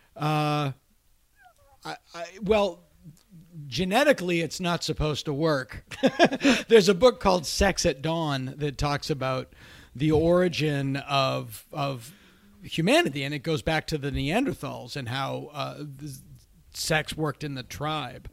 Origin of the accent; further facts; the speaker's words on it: Massachusetts, United States; I delivered drugs for a pharmacy in my hometown